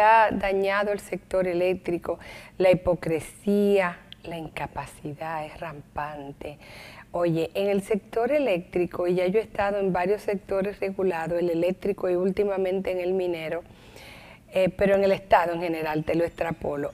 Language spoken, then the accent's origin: Spanish; Santo Domingo, Distrito Nacional, Dominican Republic; Yo nací en la capital, pero mi padre nació en el Ceibo y se crió en Barahona